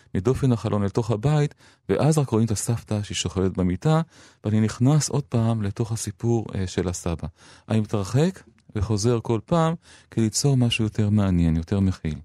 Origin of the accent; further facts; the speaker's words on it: Rishon LeZion, Central District, Israel; also born or lived in Jerusalem / Tel Aviv; אני שייך לשלי, ל, למקומות שחוויתי פעם, לראשון לציון האפורה והדהויה של מרכז העיר